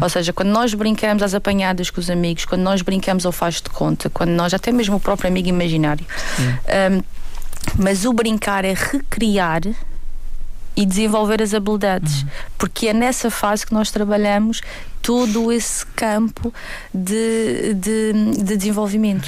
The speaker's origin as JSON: {"language": "Portuguese", "country": "Portugal", "said": "Nós próprios, enquanto portugueses"}